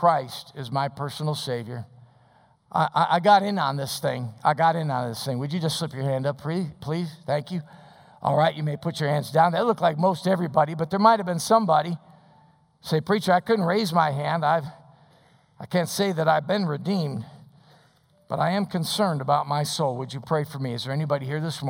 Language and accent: English; Des Plaines, Illinois, United States; I was raised in Des Plaines.